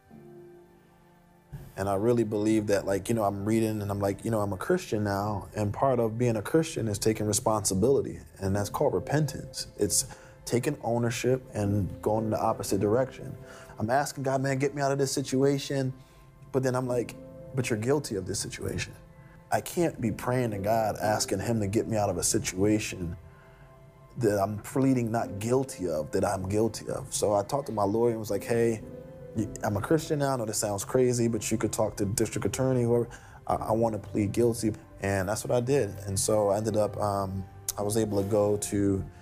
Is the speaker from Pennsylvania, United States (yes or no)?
yes; Philadelphia, Pennsylvania, United States; born or raised there